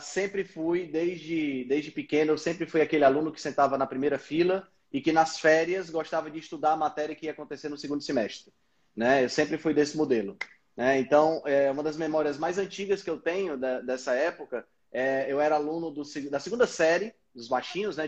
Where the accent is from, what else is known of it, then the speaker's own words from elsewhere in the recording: Northeast Region, Brazil; sou daqui do Nordeste do Brasil, estou aqui em Fortaleza